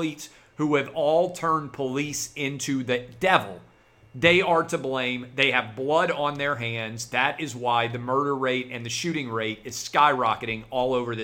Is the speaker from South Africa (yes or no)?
no; Nashville, Tennessee, United States; the city of Nashville, my hometown